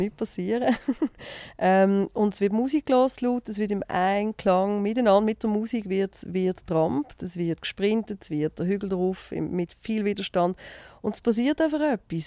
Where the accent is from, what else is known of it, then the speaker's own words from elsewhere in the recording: Basel, Basel-Stadt, Switzerland; also born or lived in Zurich; als Baslerin